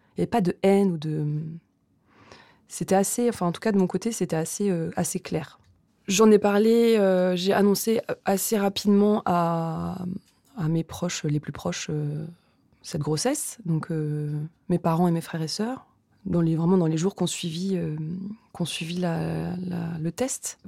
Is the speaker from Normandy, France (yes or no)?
yes; Rouen, Normandy, France; now in Paris, France; J'ai grandi à Rouen, dans une famille